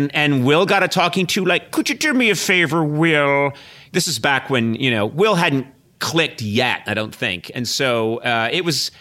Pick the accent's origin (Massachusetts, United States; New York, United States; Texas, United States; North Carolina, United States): Massachusetts, United States; Brookline; I grew up in Brookline, Mass.